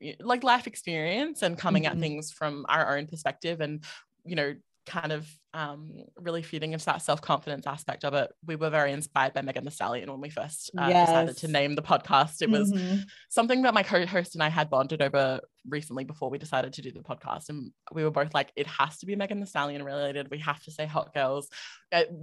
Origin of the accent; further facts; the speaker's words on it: Adelaide, South Australia, Australia; accent: Australian; moved away as an adult; now in Melbourne, Australia; I'm originally from South Australia, which Adelaide is the capital city there